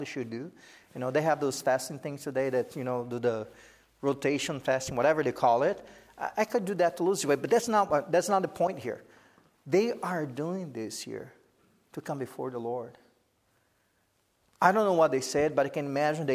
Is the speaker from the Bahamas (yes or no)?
no; Brazil; English is a second language; moved away as an adult; also born or lived in United States; Sherry and I knew we had to go back to Brazil